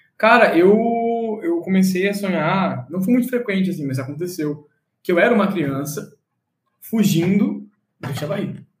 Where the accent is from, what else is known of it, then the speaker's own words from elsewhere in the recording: Florianópolis, Santa Catarina, Brazil; also born or lived in São José; nasci em Floripa, nasci natural de ah. lá, e a minha mãe é de Santos, meu pai é de Floripa mesmo. Eu cresci em Floripa até meus, alguma idade, 14 anos, depois eu morei em São José.